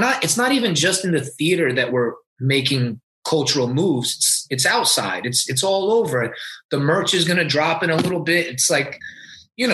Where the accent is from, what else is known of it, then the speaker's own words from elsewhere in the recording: Orlando, Florida, United States; I grew up in Orlando, Florida